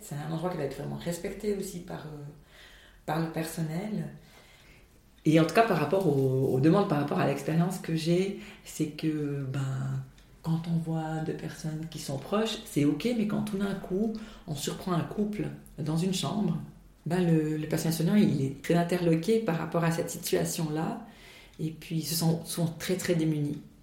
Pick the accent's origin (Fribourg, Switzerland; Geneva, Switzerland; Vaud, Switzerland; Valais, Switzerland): Valais, Switzerland; chez nous en Valais